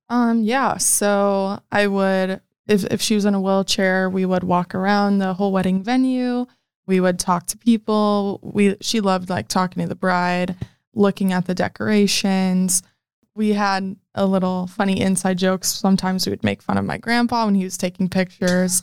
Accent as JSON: {"language": "English", "town": "Omaha", "region": "Nebraska", "country": "United States", "said": "I am from Omaha, Nebraska"}